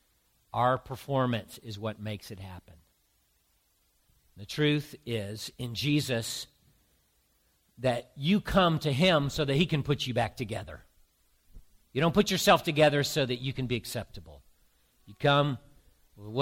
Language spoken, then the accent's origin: English; the South, United States; now in Boston, United States; I grew up in the South